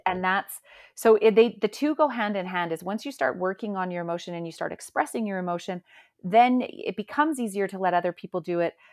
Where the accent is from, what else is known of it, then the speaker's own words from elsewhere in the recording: Calgary, Alberta, Canada; I'm actually from Calgary, Alberta, and I live here with my family.